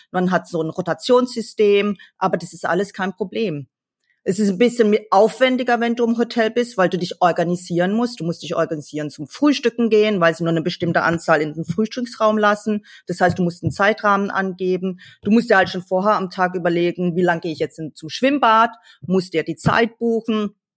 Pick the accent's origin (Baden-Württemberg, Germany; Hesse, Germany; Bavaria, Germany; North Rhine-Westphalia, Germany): Baden-Württemberg, Germany; Kappelrodeck; moved away as an adult; also born or lived in Ravensburg / France; now in Hong Kong; Ich bin im Schwarzwald in einem kleinen Weinort aufgewachsen. Ich komme ja gebürtig aus Kappelrodeck, Wald-Ulm.